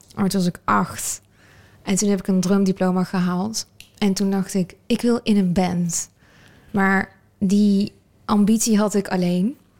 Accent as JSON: {"language": "Dutch", "region": "North Brabant", "country": "Netherlands", "tie": "born or raised there", "said": "Ik ben wel geboren in Nederland"}